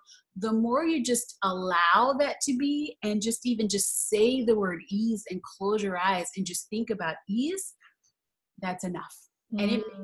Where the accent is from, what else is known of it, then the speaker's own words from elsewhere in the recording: New Orleans, Louisiana, United States; I'm originally from New Orleans.